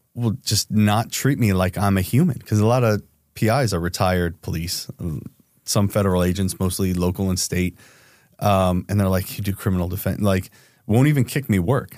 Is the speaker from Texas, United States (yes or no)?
no; New Jersey, United States; I'm from Jersey, so it's a lot of go fuck yourself.